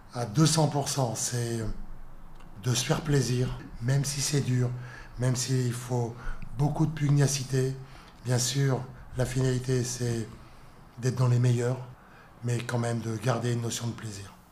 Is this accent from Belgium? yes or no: no; Lille, Hauts-de-France, France; je suis né à Lille, donc euh, je suis pas parisien, moi